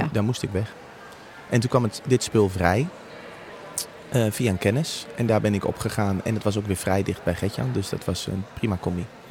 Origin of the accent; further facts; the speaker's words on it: Apeldoorn, Gelderland, Netherlands; ik ben opgegroeid in Apeldoorn